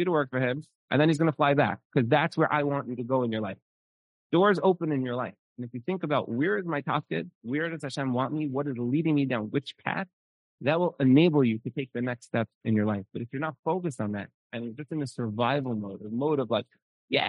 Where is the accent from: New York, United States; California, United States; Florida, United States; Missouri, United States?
New York, United States; New York City; I'm from Brooklyn